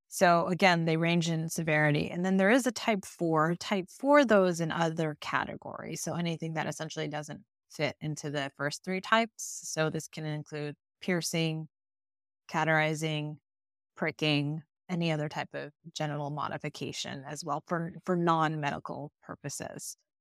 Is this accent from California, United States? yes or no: yes; California, United States; also born or lived in Iowa; I was born, actually, in Iowa, but my family moved from there to California when I was nine, so I was raised in California and grew up there